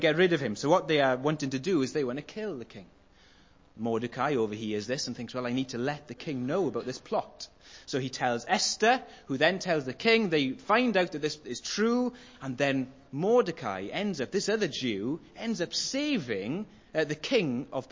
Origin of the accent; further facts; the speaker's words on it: Welsh, Wales, United Kingdom; I'm Welsh, that's how I say it.